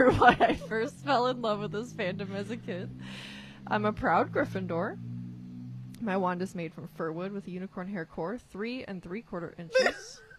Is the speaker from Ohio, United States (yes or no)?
no; Florence, Alabama, United States; now in Tennessee, United States; I'm originally from Florence, Alabama. Shout out to Florence. But recently had to move